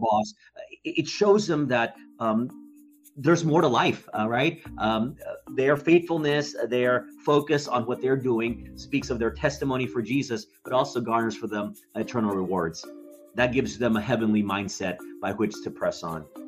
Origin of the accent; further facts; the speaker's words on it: Dallas, Texas, United States; I grew up in Dallas, Texas